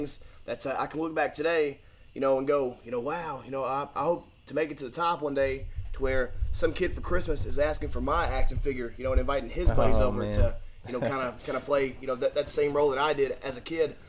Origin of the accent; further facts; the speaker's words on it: Owensboro, Kentucky, United States; I'm obviously from Owensboro